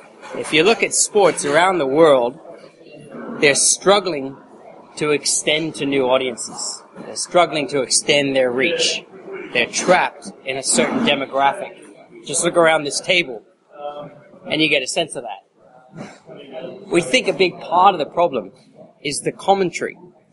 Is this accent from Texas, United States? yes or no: yes; Texas, United States; also born or lived in Sydney, Australia; I was born in the U.S. to an Aussie dad and English mum. So I spent the first part of my life in Texas, but I spent 17 years in Sy